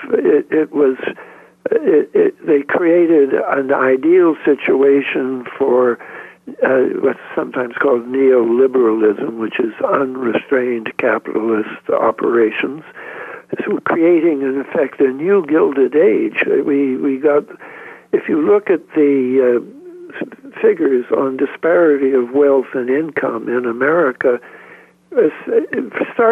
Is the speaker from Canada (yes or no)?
yes; Canada; I'm a Canadian